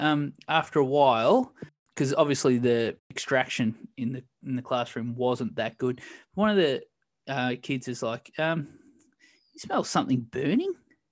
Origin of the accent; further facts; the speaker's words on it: Australia; being Australian, we do, you know, we're quite fond of steak as well.